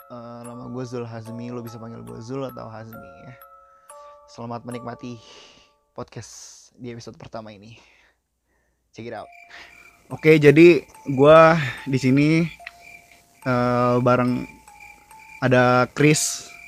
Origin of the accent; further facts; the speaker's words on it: East Jakarta, Jakarta, Indonesia; Gue kan dari Jakarta Timur juga, perbatasan Bekasi, Pengasinan